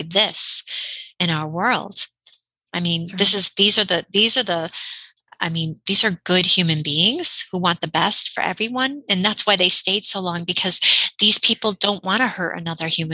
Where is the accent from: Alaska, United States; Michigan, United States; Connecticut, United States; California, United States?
Connecticut, United States; I'm from Connecticut